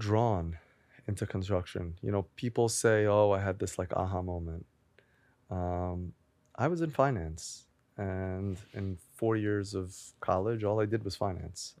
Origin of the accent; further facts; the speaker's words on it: Great Neck, New York, United States; also born or lived in Manhattan, New York; I grew up in Great Neck in Long Island.